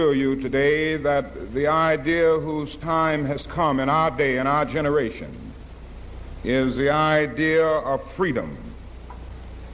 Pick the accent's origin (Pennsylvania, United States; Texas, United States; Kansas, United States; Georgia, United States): Georgia, United States; Atlanta; growing up in Atlanta, Georgia, I had to go to high school on the other side of town